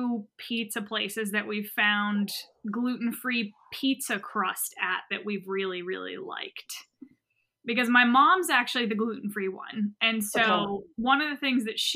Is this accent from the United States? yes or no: yes; New England, United States; now in Greenville, United States; I'm from New England.